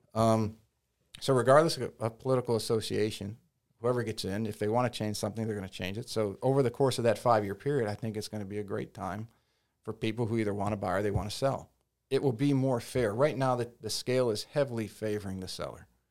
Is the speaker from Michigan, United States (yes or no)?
yes; Detroit, Michigan, United States; now in Hilton Head Island, United States; growing up in Detroit